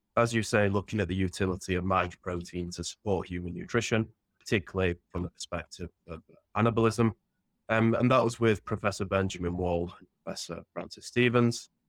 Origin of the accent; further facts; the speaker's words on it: Sheffield, Yorkshire and the Humber, United Kingdom; I grew up in Sheffield in northern England